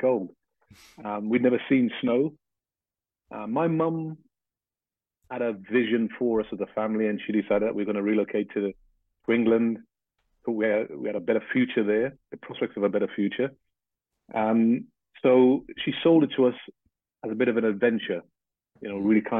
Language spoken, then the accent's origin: English; Port of Spain, Trinidad & Tobago; moved away; also born or lived in Grenada; I was six when I left to come to Trinidad. And what I remember in Trinidad was we lived in one of the suburbs in Port of Spain, the capital of Trinidad.